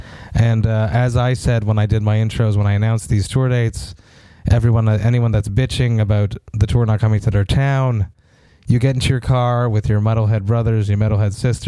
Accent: Montreal, Quebec, Canada; in Montreal, my hometown

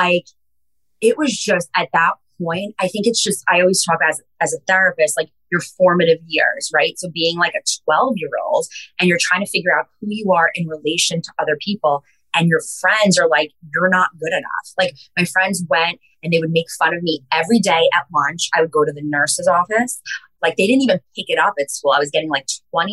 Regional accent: Long Island, New York, United States; growing up on Long Island

